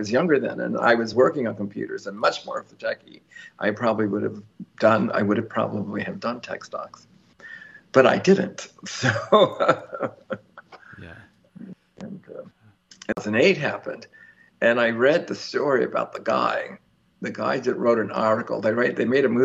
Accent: New York, United States; I'm a New Yorker

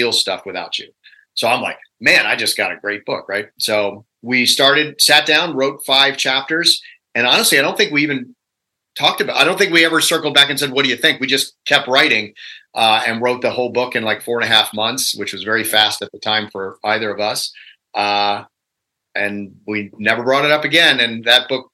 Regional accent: Virginia, United States; I'm a redneck from Virginia

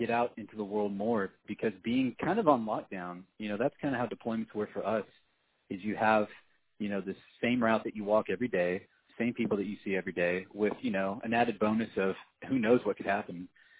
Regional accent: Texas, United States; moved away; also born or lived in Fort Smith, Arkansas / California; I was born in Arkansas, but I grew up in Texas. So for the most part, I call Texas home. I've still got some family in Arkansas

